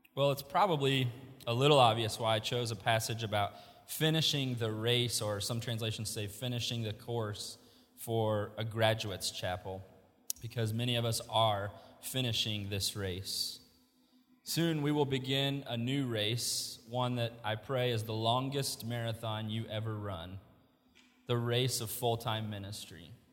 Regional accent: Indianapolis, Indiana, United States; moved away as an adult; now in Wilmore, United States; We are both from Indianapolis. Our parents are in Indianapolis

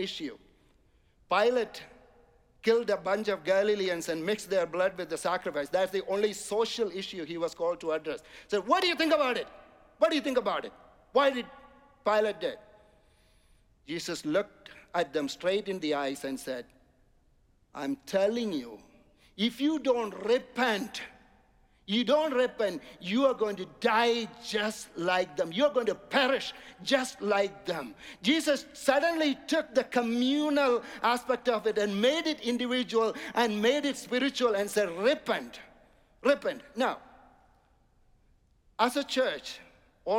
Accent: India; now in United States; I'm coming from India

